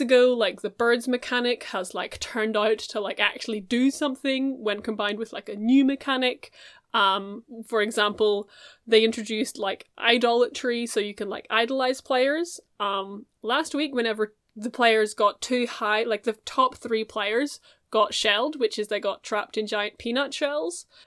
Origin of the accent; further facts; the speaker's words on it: Chicago, Illinois, United States; I am in the Chicago Firefighters because we are from Chicago.